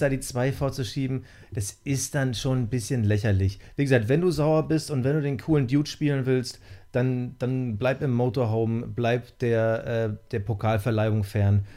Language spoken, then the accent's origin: German; East Germany, Germany; ich bin in der DDR geboren